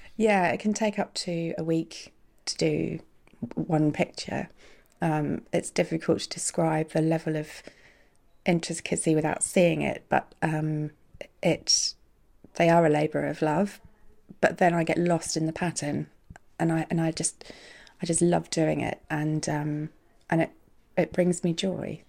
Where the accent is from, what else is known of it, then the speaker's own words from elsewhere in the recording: New Zealand; moved away as an adult; now in Guernsey; I grew up in New Zealand